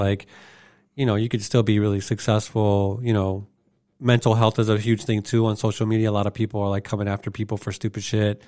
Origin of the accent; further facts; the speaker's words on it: Arizona, United States; I'm from Arizona as well